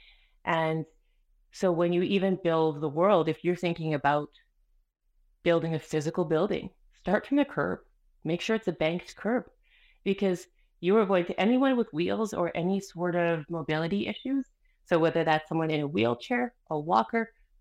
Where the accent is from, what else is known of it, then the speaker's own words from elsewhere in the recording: Canada; first language Spanish; English is a second language; also born or lived in Colombia; I'm from Colombia. I was born in Canada, but my parents arrived the year before I was born. So they hadn't quite realized that they left the country yet, you know? So I was very much raised in Colombia inside of Canada